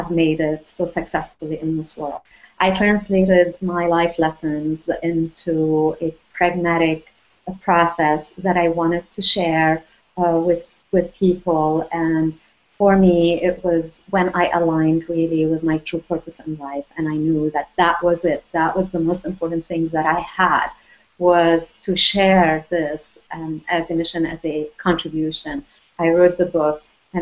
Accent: Lebanon; moved away; also born or lived in France; I was born in Lebanon

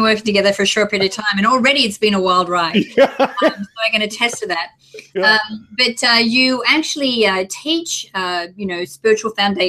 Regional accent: Australia; I'm Australian.

